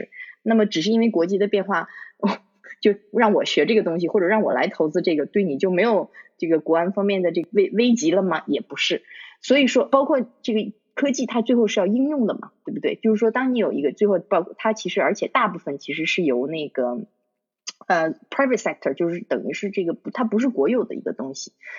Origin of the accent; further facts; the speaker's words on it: China; now in United Kingdom; 比如说，就像你我他，我们其实是中国人，我们在中国长大的。